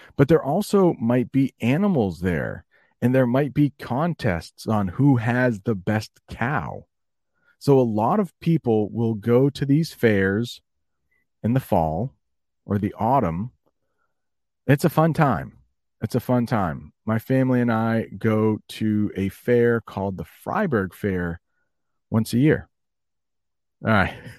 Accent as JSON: {"language": "English", "country": "United States", "said": "as an American"}